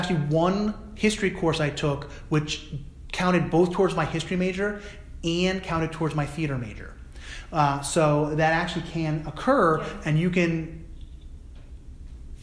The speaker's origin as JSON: {"language": "English", "region": "New Jersey", "country": "United States", "tie": "born or raised there", "said": "a white Jewish person growing up in New Jersey in the 1980s"}